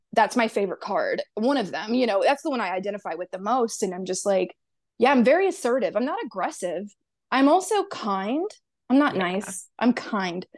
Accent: Pensacola, Florida, United States; I'm from Floribama. Pensacola, yeah, Pensacola, Florida, which is on the tip of the panhandle of Florida

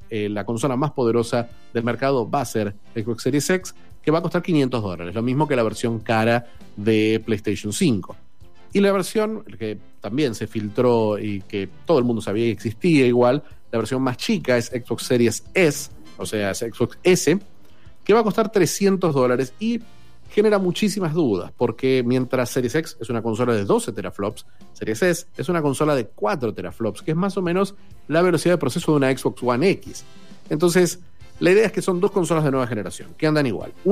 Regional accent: Argentina

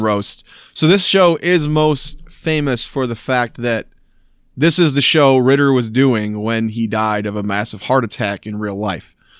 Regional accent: Michigan, United States; Michigan, my, my home state here

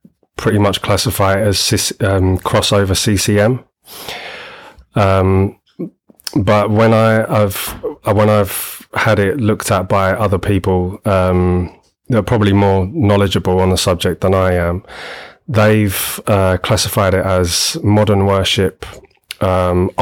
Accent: London, United Kingdom; moved away as an adult; now in Oxfordshire, United Kingdom; I'm originally from London. Well, grew up in Greater London pretty much all my life.

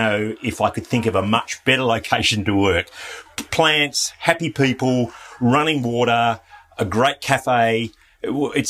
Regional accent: Canberra, Australian Capital Territory, Australia; I grew up in Canberra here

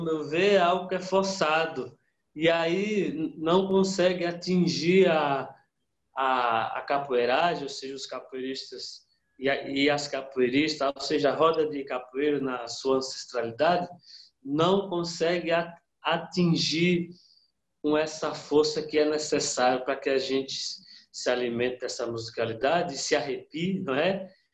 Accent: sertão of Bahia, Brazil; da onde eu nasci e fui criado, ou seja, lá no, no sertão da Bahia

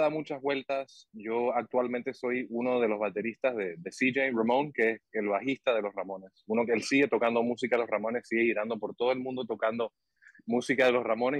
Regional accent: Panama; soy panameño

